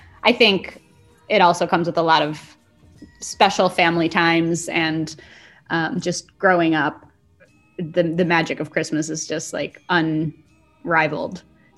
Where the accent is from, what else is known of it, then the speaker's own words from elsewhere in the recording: United States; I went to a Protestant church growing up in the States